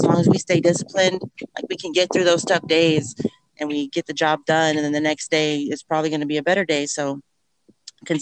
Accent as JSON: {"language": "English", "town": "Riviera", "region": "Texas", "country": "United States", "tie": "born or raised there", "lives_now": "Kingsville, United States", "said": "I grew up in Rivera, Texas"}